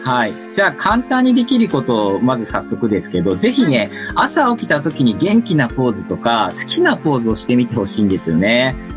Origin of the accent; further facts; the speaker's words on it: Gifu, Japan; now in Tokyo, Japan; 僕は岐阜県出身で、現在は東京在住の2児のパパになります。